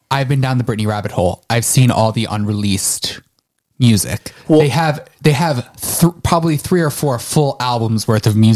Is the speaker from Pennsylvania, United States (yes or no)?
yes; Philadelphia, Pennsylvania, United States; I'm from, I'm from Philly.